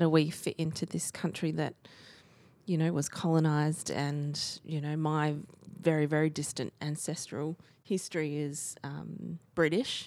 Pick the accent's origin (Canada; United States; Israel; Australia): Australia; as an Aussie